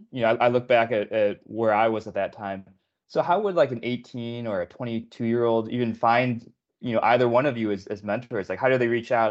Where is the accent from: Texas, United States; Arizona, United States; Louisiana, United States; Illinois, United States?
Illinois, United States; Illinois is my home state too